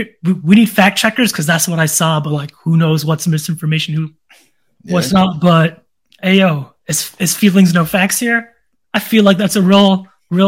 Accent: McCray, Georgia, United States; I'm from McCray.

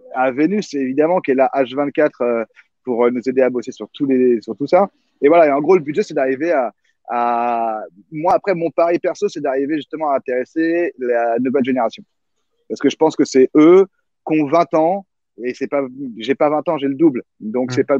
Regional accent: Conflans-Sainte-Honorine, Île-de-France, France; je viens de Conflans

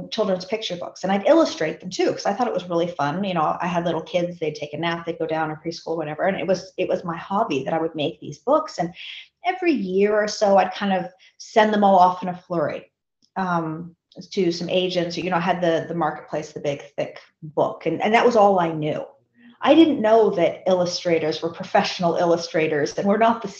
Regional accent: Seattle, Washington, United States; I grew up in Seattle.

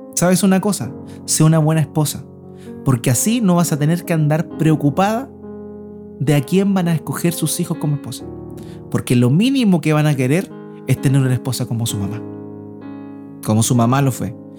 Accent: Concepción, Biobío, Chile; now in Antofagasta, Chile; nosotros venimos del sur. Mi esposa es sosornina, yo soy de Concepción, y allá sí que llovía

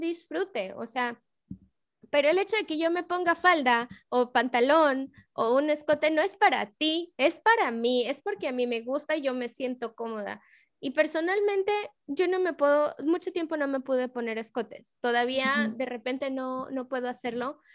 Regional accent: Mexico

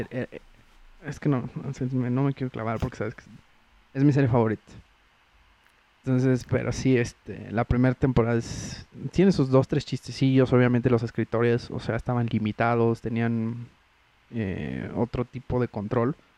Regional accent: Mexico

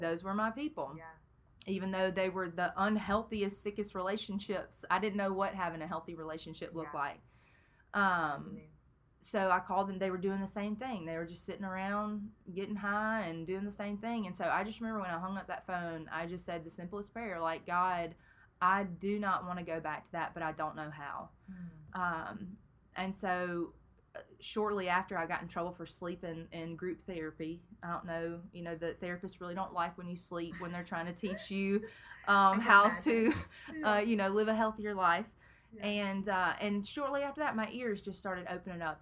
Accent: Brandon, Mississippi, United States; also born or lived in Memphis, Tennessee; I grew up in Brandon, Mississippi

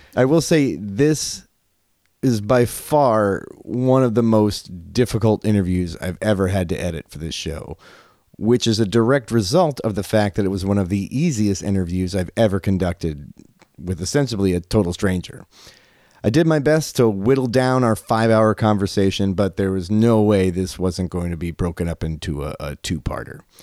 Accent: Liberty, Ohio, United States; I'm from Liberty

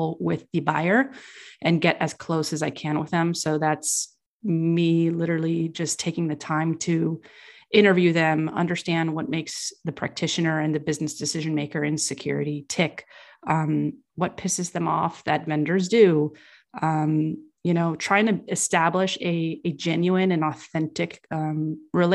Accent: California, United States; I was raised in California

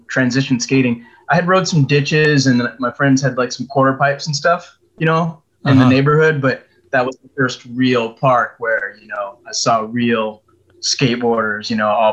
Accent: San Diego, California, United States; also born or lived in Orlando, Florida; my father joined the military special ops training when I was 2 years old, which brought us out to San Diego, California, and I've been out here pretty much ever since

